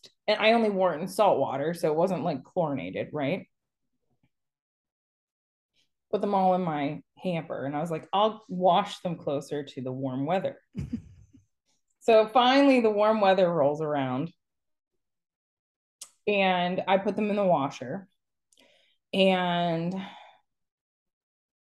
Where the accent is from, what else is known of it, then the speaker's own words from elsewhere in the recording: Pennsylvania, United States; being from Pennsylvania